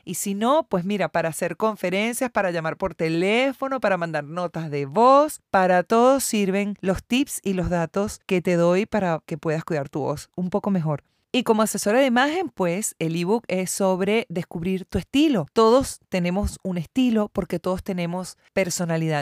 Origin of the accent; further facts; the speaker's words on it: Venezuela; moved away as an adult; now in Argentina; Soy venezolana, hija de cubano